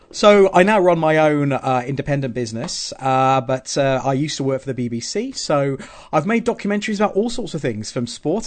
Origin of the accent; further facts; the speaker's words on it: Southampton, South East England, United Kingdom; also born or lived in Wales; now in Pontyclun, United Kingdom; I'm from Southampton originally